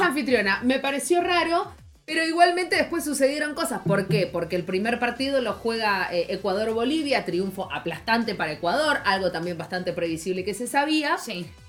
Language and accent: Spanish; Argentina; somos periodistas argentinas